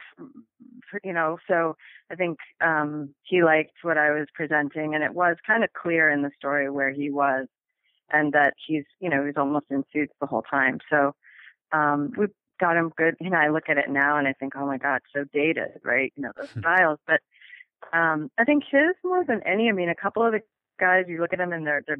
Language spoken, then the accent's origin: English; Minneapolis, Minnesota, United States; moved away; I was from Minneapolis and I grew up with hockey